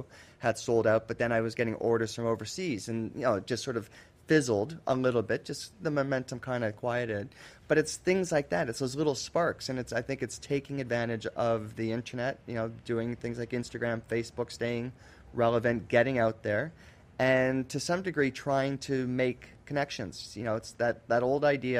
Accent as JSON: {"language": "English", "country": "Canada", "said": "being a Canadian myself"}